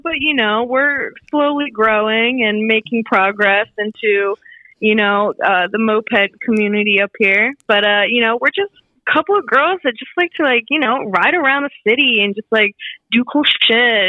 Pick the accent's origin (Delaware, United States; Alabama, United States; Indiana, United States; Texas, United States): Delaware, United States; Wilmington; now in Brooklyn, New York, United States; So originally, I am from Wilmington, Delaware. Represent small little state. Not much going on there. But I currently live in Brooklyn, New York, right in Bushwick